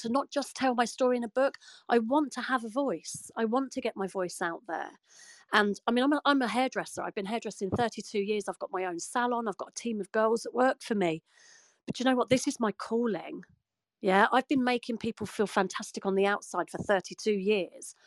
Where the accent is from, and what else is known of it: United Kingdom